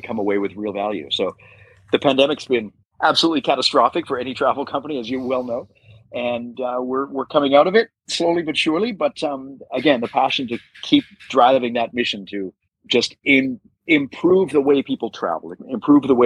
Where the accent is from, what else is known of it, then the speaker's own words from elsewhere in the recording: Canada; moved away as an adult; also born or lived in United States; now in Bangkok, Thailand; I'm Canadian